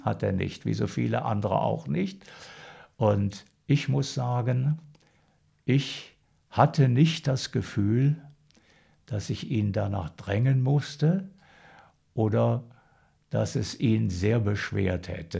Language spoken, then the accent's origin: German; Sauerland, North Rhine-Westphalia, Germany; also born or lived in Münster / Heiligenstadt, Thuringia; sind wir dann von Heiligenstadt da ins Sauerland gekommen.